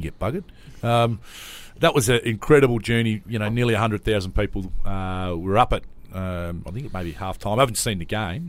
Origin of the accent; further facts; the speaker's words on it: Adelaide, South Australia, Australia; moved away; also born or lived in Sydney; we live 30 minutes out of Adelaide, a place called Salisbury North, and grew up there